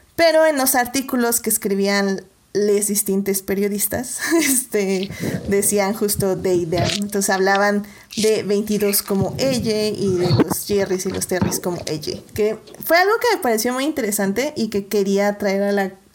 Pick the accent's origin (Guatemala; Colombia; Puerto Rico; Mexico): Mexico; nosotros como mexicanos